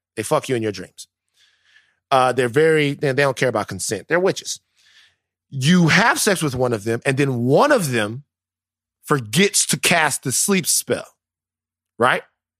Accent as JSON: {"language": "English", "region": "the South", "country": "United States", "said": "I'm from the South. I don't believe in speaking ill of the dead"}